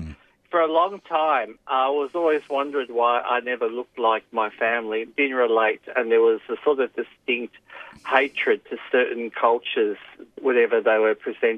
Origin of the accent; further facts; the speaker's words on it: Footscray, Victoria, Australia; born there; I think I was born in Melbourne. And I was, from what I can gather, in a suburb called Footscray.